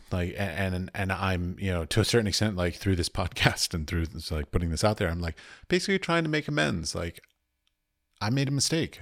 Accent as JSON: {"language": "English", "town": "Washington", "region": "District of Columbia", "country": "United States", "tie": "born or raised there", "moved": "yes", "said": "I have lots of friends that I grew up with in Washington, D C"}